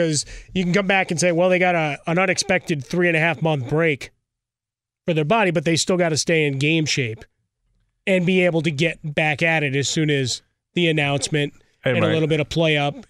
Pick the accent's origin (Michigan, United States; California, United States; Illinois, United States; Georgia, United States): Illinois, United States; Chicago; Dude, I'm from Chicago, okay?